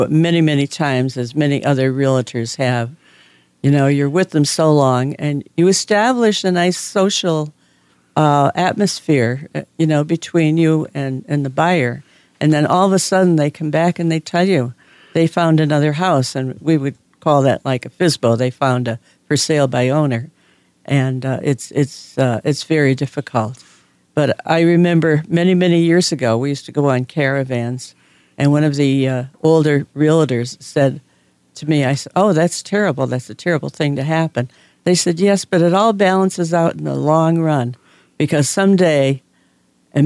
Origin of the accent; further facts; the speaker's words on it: Scranton, Pennsylvania, United States; I was from Scranton